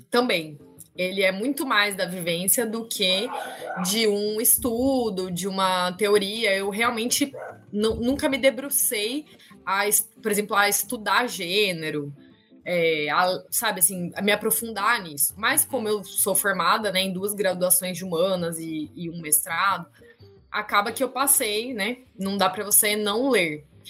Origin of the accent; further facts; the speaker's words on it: Campinas, São Paulo, Brazil; moved away as an adult; now in Rio Grande do Norte, Brazil; eu nasci em São Paulo, é, mas morei a vida, assim, até de quando nasci até 25 anos, mais ou menos, em Campinas, né, interior de São Paulo.